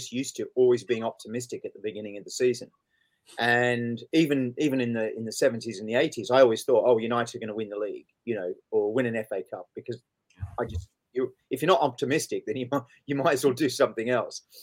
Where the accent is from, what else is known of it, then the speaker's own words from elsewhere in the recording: Sydney, New South Wales, Australia; moved away; I grew up in Sydney